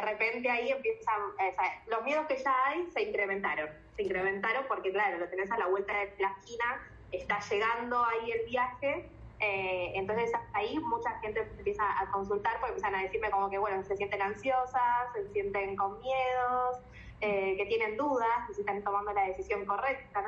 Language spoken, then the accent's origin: Spanish; Argentina; moved away as an adult; also born or lived in New Zealand; nosotros los argentinos